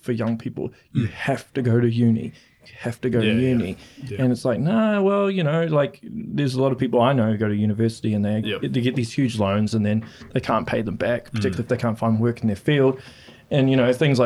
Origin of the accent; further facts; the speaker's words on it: Auckland, New Zealand; I'm originally from Auckland.